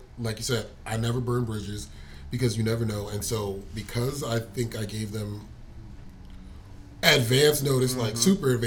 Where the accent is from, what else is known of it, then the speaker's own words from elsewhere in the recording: New York, United States; moved away as an adult; I'm from New York, I'm moving next year